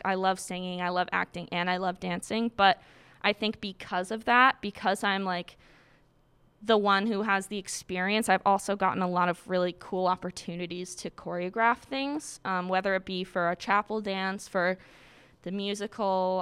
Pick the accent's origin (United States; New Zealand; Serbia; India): United States; Quincy, Massachusetts; I'm from Quincy, Massachusetts